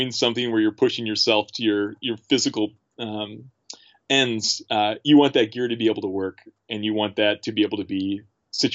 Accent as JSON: {"language": "English", "town": "Milwaukee", "region": "Wisconsin", "country": "United States", "tie": "born or raised there", "moved": "as an adult", "lives_now": "St. Paul, United States", "said": "I grew up in Milwaukee"}